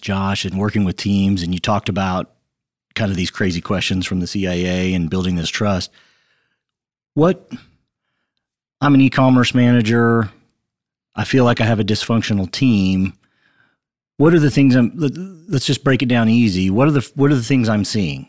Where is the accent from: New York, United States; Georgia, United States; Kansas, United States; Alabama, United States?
Kansas, United States; Western; I grew up in a small town in Western Kansas. I have one brother. He's older than I am